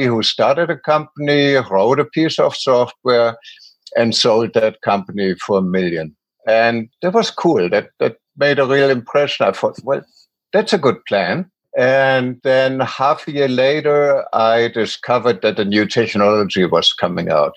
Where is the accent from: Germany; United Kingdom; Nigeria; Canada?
Germany; moved away as an adult; also born or lived in United States; now in Maui, United States; 50 years ago, I was growing up in Germany